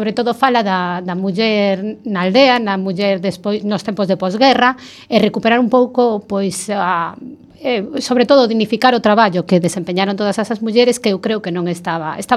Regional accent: Oleiros and Betanzos, Galicia, Spain; Eu veño de Oleiros e Betanzos.

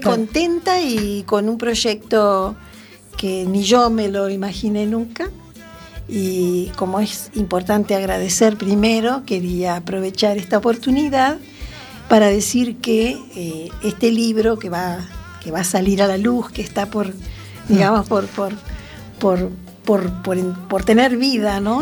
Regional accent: Montevideo, Uruguay; moved away as an adult; also born or lived in Venezuela; now in Arteixo, Spain; estoy aquí en, en Arteixo, radicada hace seis años, nací en Uruguay, Montevideo, y anduve bastante por el mundo

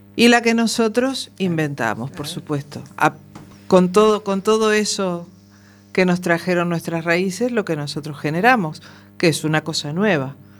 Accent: Uruguay; moved away; 40 días estuve yo eh, en mi tierra viviendo experiencias nuevas

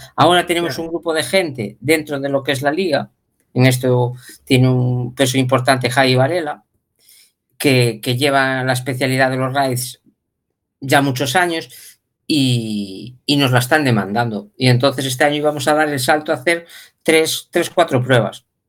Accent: La Peroxa, Galicia, Spain; nosotros somos de La Perosa

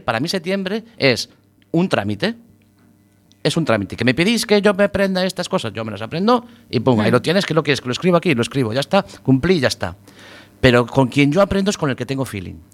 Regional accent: Galicia, Spain; tendremos los gallegos con el mar

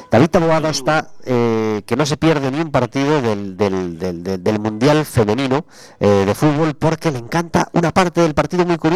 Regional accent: Galicia, Spain; así somos los gallegos.

